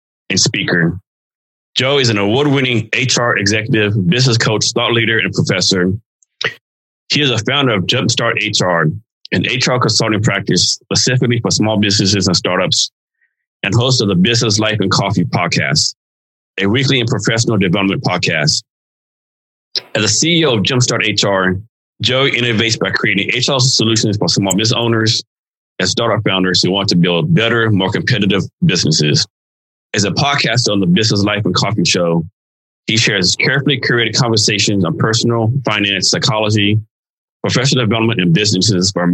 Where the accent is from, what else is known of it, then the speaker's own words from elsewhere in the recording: Hill Country, central Texas, United States; also born or lived in Kerrville, Texas / Odessa, Texas; I grew up in central Texas, the Hill Country, in the seventh grade, middle Odessa, Texas, my seventh grade here in West Texas